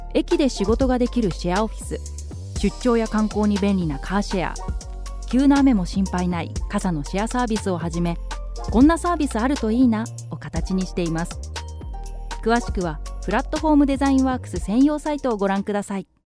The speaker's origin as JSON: {"language": "Japanese", "region": "Fukushima", "country": "Japan", "tie": "born or raised there", "moved": "yes", "said": "私の出身地でもある福島県"}